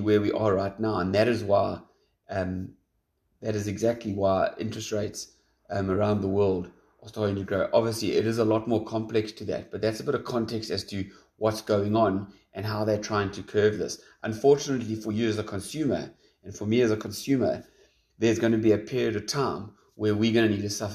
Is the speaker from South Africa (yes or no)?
yes; South Africa; as a South African